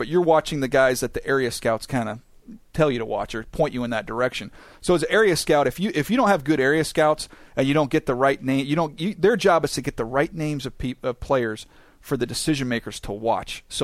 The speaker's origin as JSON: {"language": "English", "town": "San Diego", "region": "California", "country": "United States", "tie": "born or raised there", "said": "I grew up in San Diego, so this is where I eventually wanted to be"}